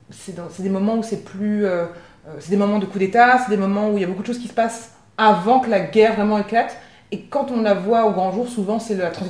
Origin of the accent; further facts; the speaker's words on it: Besançon, Bourgogne-Franche-Comté, France; also born or lived in Avignon; Je suis née à Besançon, dans l'est de la France. Euh, je crois que Besançon, c'est une ville de 125 000 habitants.